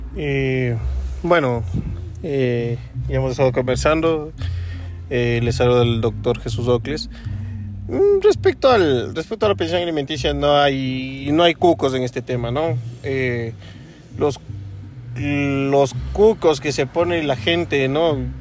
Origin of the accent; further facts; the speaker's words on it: Ecuador; Yo también soy ecuatoriano